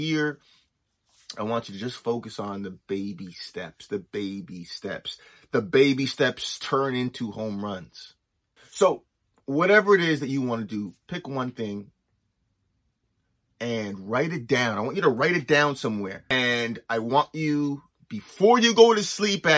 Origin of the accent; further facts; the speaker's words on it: Los Angeles, California, United States; also born or lived in Nova Scotia; now in Canada; growing up